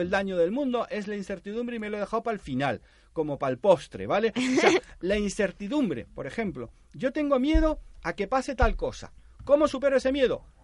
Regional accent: Panama; now in Spain; en Panamá, yo nací en Panamá, mi padre me decía, tú vas a cobrar la mitad que los demás

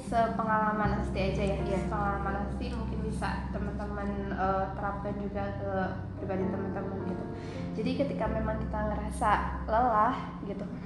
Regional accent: West Java, Indonesia; Allah aku Sunda

